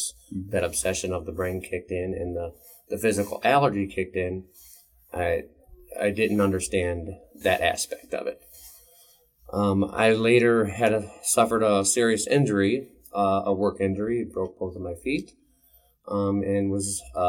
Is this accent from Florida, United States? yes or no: no; Cleveland, Ohio, United States; now in Portage County, United States; I grew up in the Cleveland area.